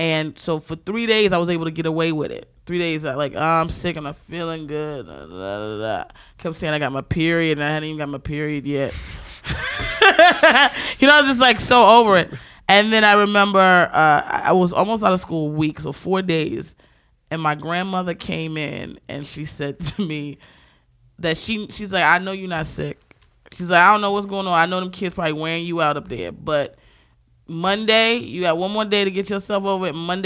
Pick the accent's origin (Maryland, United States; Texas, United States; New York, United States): Maryland, United States; Baltimore; I'm from Baltimore